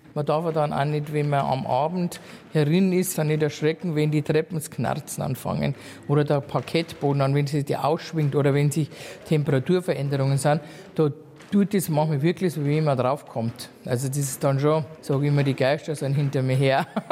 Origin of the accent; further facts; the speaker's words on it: Aichach, Bavaria, Germany; ich bin ja eigentlich aus Eichach, also geborene Eicherin